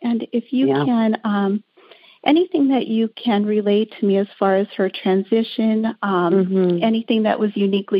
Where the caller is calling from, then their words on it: Drums, Pennsylvania, United States; Drums, Pennsylvania.